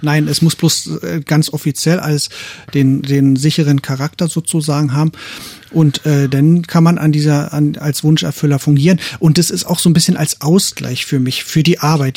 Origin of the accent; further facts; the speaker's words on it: East Germany, Germany; wir sind aus dem Osten